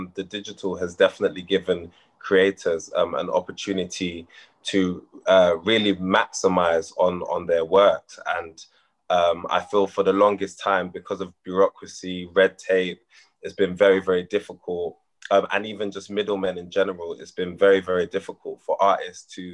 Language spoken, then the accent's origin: English; London, United Kingdom; born in London, born and bred in London